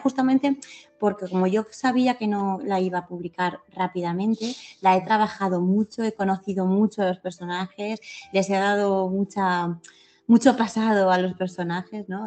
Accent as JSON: {"language": "Spanish", "town": "Picassent", "region": "Valencian Community", "country": "Spain", "tie": "born or raised there", "said": "Yo vivo en la misma calle donde nací, con las mismas personas"}